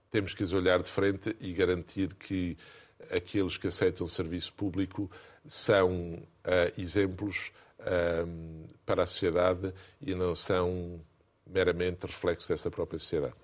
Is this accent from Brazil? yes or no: no; Gafanha, Aveiro District, Portugal; moved away; also born or lived in Brussels, Belgium; É a minha terra de origem.